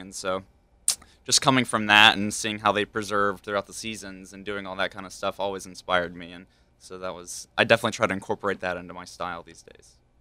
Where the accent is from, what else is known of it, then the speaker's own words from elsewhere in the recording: Hickory, North Carolina, United States; accent: southern; moved away; I grew up in Hickory, North Carolina